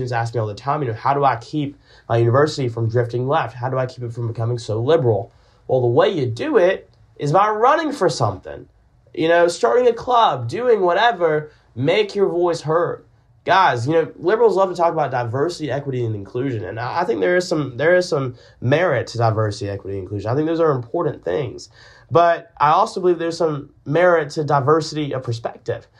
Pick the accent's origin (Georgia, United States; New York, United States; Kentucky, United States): Georgia, United States; Augusta; I'm from Augusta, Georgia. I'm from Augusta, where there is nothing we hold more dear than the sport of golf